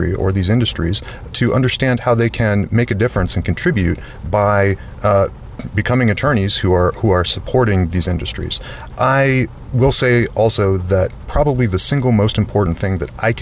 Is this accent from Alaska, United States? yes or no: yes; Alaska, United States; I'm from Alaska